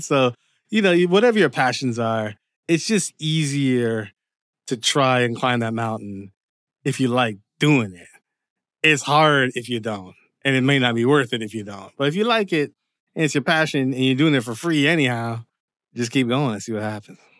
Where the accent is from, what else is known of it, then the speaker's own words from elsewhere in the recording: Windsor, Ontario, Canada; moved away as an adult; also born or lived in Dearborn, Michigan / Seattle, Washington; now in Los Angeles, United States; I was born in Canada, but my parents are Jamaican. And pretty much Windsor was my home up until around, like, the age of twenty-five